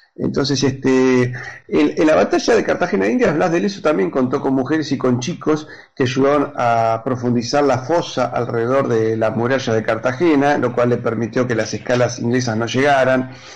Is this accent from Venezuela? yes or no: no; Argentina